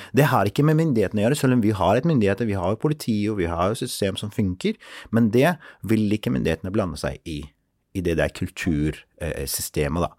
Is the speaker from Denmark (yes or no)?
no; Mosul, Nineveh, Iraq; moved away as an adult; now in Oslo, Norway; jeg er eh, opprinnelig fra Irak. Født og oppvokst der.